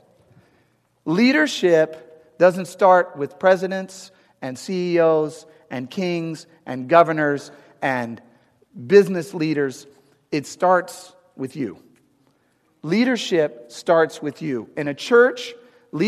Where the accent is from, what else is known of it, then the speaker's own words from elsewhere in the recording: St. Louis, Missouri, United States; moved away as an adult; also born or lived in Arizona; now in St. Louis, United States; I'm from St. Louis originally, but I live in Arizona, but I want to get back